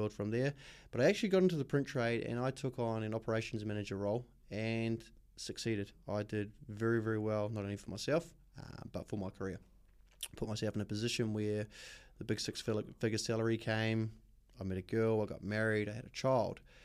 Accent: Auckland, New Zealand; moved away as an adult; also born or lived in Australia; I was born in West Auckland. Um, born and bred, grew up in West Auckland up until I was about eighteen

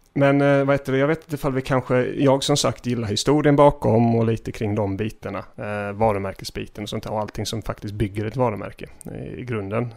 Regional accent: Gislaved, Jönköping County, Sweden; När jag växte upp i Gissle

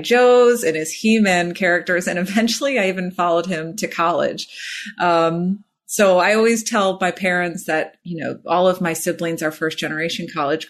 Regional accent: Illinois, United States; also born or lived in Chicago; I grew up in Illinois

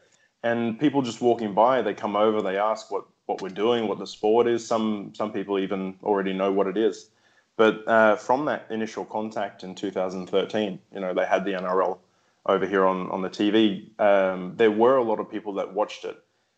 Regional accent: São Lourenço, Minas Gerais, Brazil; the closest place for me to play rugby league is 4 hours from my hometown here in Brazil.

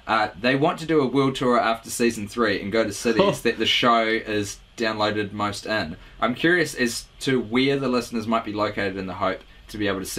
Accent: Maine, United States; now in Pittsburgh, United States; Either way, I'm from Maine, and actually, I live in Pittsburgh, Pennsylvania.

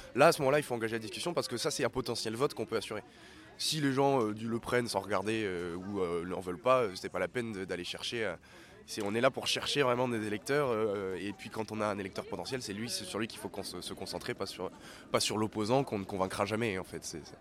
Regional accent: Bordeaux, Nouvelle-Aquitaine, France; j'habite à Bordeaux, je suis né à Bordeaux

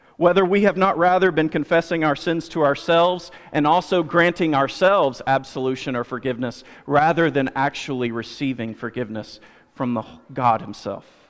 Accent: United States; I'm an American

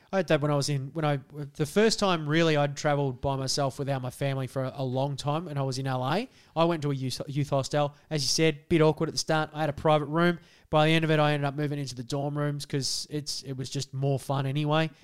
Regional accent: Australia; as an Australian traveling within Australia

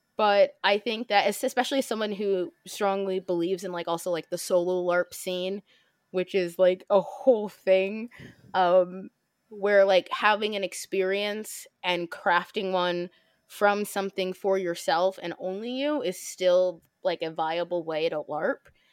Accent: Midwest, United States; I'm from the Midwest

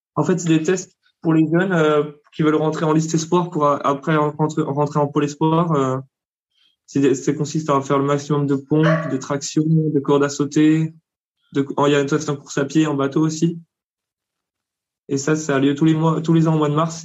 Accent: Bourgogne-Franche-Comté, France; moved away as an adult; also born or lived in South Africa / Hungary; Je suis de Franche-Comté

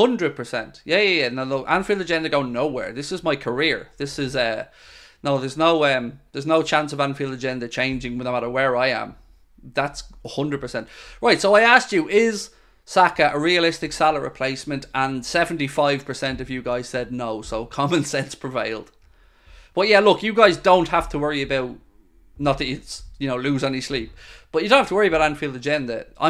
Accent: New Zealand; I do, I'm from New Zealand.

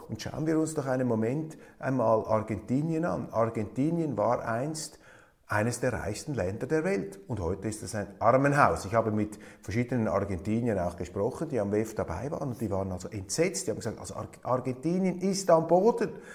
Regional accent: Switzerland; als Schweizer

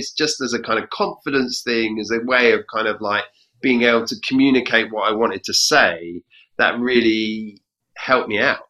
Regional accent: London, United Kingdom; I grew up in Southeast London and moved around a bit because my dad's job. But ultimately, yeah, most of my childhood was in London, and that's where my mum still lives, and it's where I live now. I live in not Southeast London, but East London.

